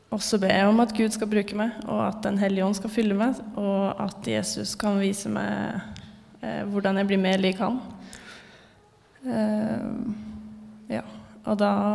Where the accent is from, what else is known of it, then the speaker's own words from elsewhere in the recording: Fredrikstad, Østfold, Norway; moved away as an adult; now in Trondheim, Norway; jeg har vokst opp i Fredrikstad frikirke. Og kom hit sammen med min mann i 2022, sommeren 2022, altså til Trondheim frikirke